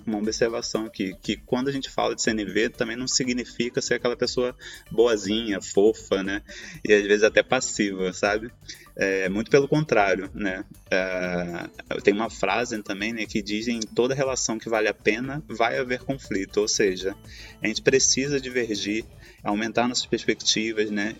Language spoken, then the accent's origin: Portuguese; Rio de Janeiro, Brazil; now in Turin, Italy; sou carioca, hoje estou morando aqui na Itália, em Turim